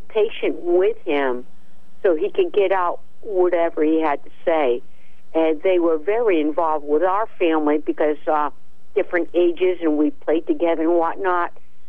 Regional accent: Uncasville, Connecticut, United States; And when I was growing up in Uncasville

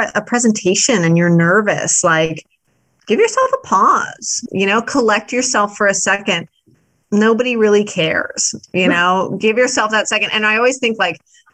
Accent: Midwest, United States; I am a Midwesterner

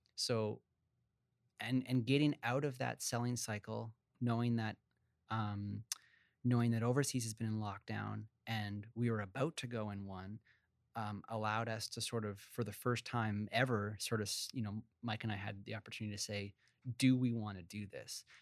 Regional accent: Vancouver, British Columbia, Canada; also born or lived in Montreal; my sister and I grew up, uh, in Vancouver. Uh, I was born originally in Montreal

